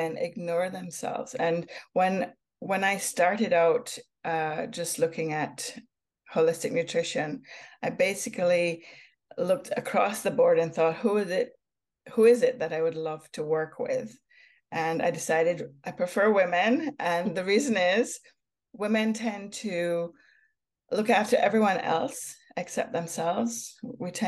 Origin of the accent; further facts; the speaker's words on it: Jamaica; also born or lived in Hamilton, Ontario, Canada; now in Canada; growing up in Jamaica, I had wonderful opportunities like picking herbs from gardens, watching mangoes fall from trees.